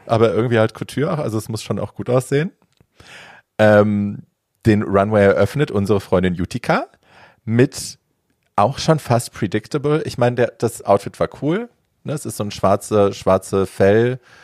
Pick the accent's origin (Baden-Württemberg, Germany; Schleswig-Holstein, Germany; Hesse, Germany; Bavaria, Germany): Hesse, Germany; Hofheim am Taunus; in der Fußgängerzone bei uns in Hofheim